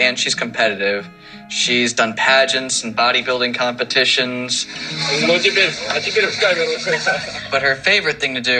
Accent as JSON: {"language": "English", "town": "Dinwiddie", "region": "Virginia", "country": "United States", "said": "I'm 27 years old, and I'm from Dinwiddie, Virginia."}